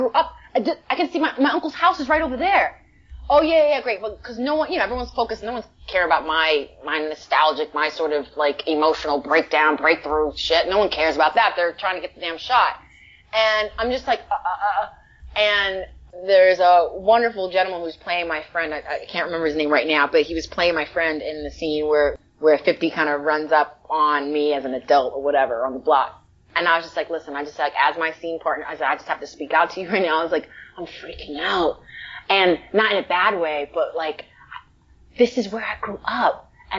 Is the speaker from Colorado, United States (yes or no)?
no; New York, United States; now in Los Angeles, United States; I'm from the Bronx, but I live in LA. And I've been living in LA for like 15 years. And I still say that. Well, I'm from New York, but I live in LA.